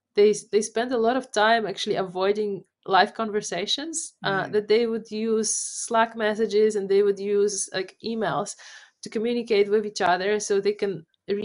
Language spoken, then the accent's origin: English; Poland; first language Polish; English is a second language; moved away; Polish is my first language. Okay. And I'm actually always very sentimental when I hear somebody talking with Polish English accent. It reminds me of home